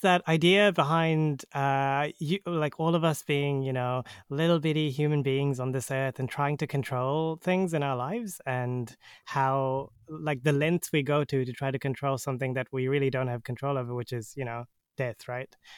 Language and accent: English; New Zealand; I'm from New Zealand